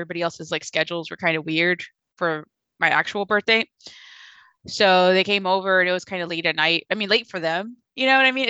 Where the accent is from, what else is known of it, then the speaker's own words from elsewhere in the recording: Mexico; moved away; I'm from Mexico, too